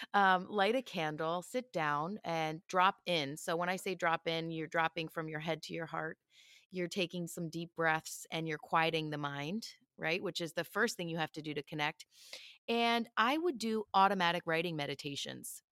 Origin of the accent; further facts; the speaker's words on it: Philadelphia, Pennsylvania, United States; moved away as an adult; I grew up in Philly